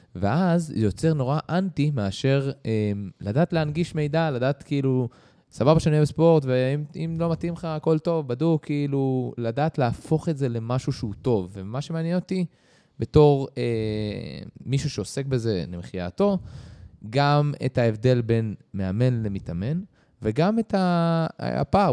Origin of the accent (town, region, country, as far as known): Israel